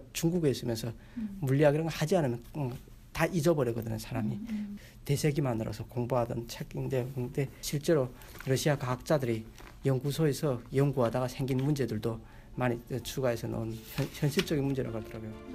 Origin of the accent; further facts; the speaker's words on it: North Korea; moved away as an adult; also born or lived in China / South Korea; now in Texas, United States; 북한에서 왔다는